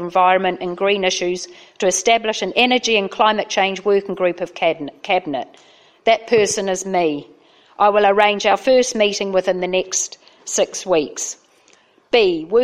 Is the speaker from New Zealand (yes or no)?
yes; New Zealand; now in Uttlesford, United Kingdom; I'm here tonight as a Kiwi councillor